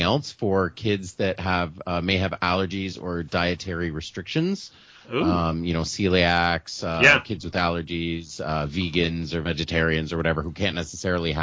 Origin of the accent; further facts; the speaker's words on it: Ottawa, Ontario, Canada; my hometown of Ottawa